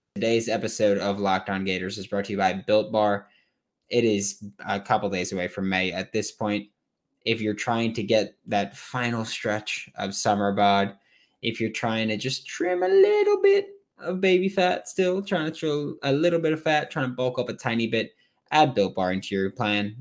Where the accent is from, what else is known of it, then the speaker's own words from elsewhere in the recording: New York, United States; I'm from New York.